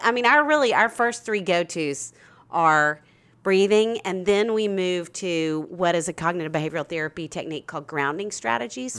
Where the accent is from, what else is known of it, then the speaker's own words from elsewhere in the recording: Arkansas, United States; I'm from Arkansas